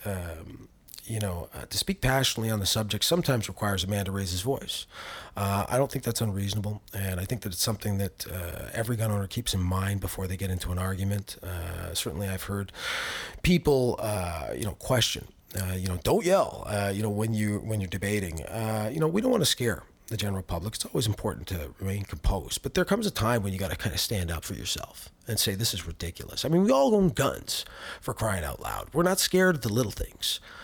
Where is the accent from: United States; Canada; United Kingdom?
Canada; as a Canadian public